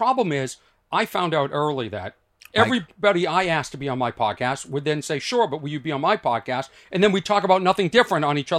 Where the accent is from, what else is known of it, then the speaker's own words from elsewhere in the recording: Boston, Massachusetts, United States; I'm from Boston.